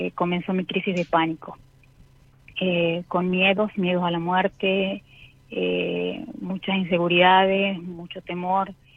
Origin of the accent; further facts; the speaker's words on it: San Miguel de Tucumán, Tucumán, Argentina; soy de Tucumán, de San Miguel de Tucumán